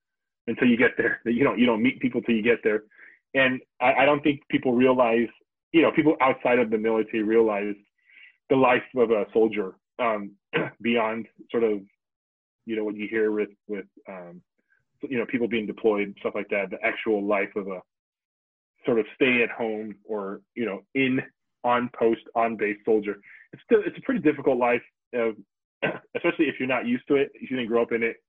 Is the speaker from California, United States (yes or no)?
yes; Southern California, United States; moved away as an adult; Growing up in SoCal, even with the many times that we were been able to travel, I never thought I'd leave SoCal